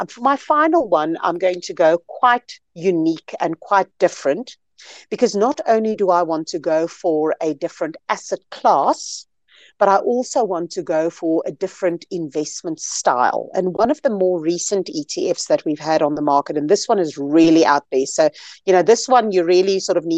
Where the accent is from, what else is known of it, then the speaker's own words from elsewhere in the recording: South Africa; I'm a South African, very proudly so. This is where I live.